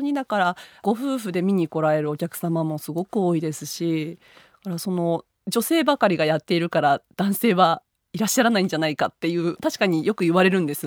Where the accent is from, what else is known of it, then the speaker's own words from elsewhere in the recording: Yokohama, Kanagawa, Japan; 私は神奈川県横浜生まれです